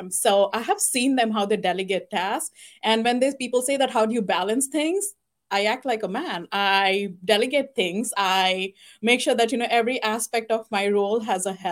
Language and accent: English; India; now in United States; I was born and raised in India